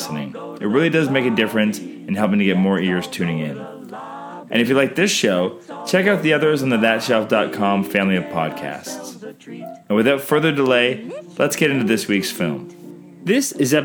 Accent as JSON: {"language": "English", "country": "Canada", "said": "I'm Canadian filmmaker"}